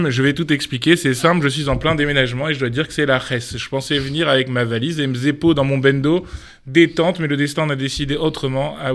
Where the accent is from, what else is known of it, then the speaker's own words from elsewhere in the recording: France; Et euh, {S7} du coup, comme on est français, ben, on a enlevé